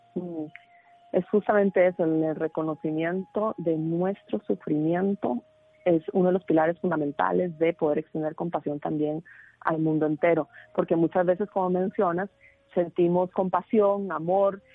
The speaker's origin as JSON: {"language": "Spanish", "country": "Costa Rica", "tie": "born or raised there", "moved": "yes", "said": "estoy de vuelta en mi país de nacimiento en Costa Rica"}